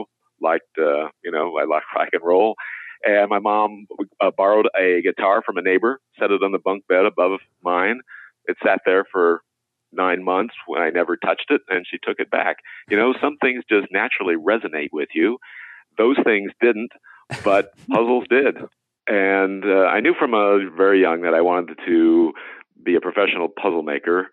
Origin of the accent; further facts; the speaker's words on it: Indiana, United States; I grew up in Indiana